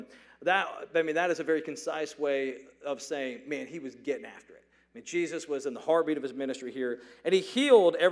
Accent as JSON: {"language": "English", "town": "Atlanta", "region": "Georgia", "country": "United States", "tie": "born or raised there", "said": "I grew up in the Atlanta area"}